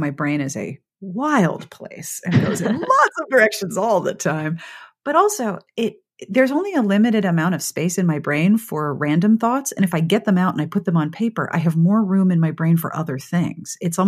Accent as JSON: {"language": "English", "town": "Pittsburgh", "region": "Pennsylvania", "country": "United States", "tie": "born or raised there", "said": "I grew up in Pittsburgh, which was yuns."}